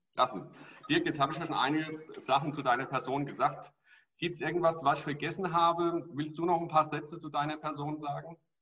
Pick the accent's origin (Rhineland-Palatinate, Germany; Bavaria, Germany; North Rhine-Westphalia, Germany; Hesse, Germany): Hesse, Germany; Bei uns in Hessen